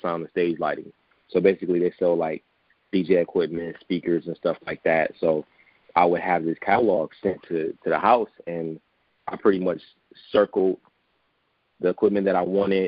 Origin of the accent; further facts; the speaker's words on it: Detroit, Michigan, United States; I was born and raised in Detroit on the west side